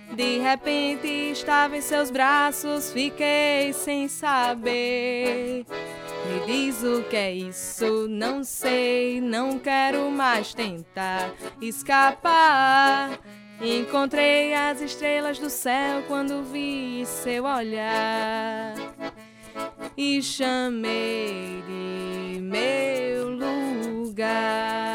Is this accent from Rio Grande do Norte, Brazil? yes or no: yes; Rio Grande do Norte, Brazil; minha terra, hum, lá do Rio Grande do Norte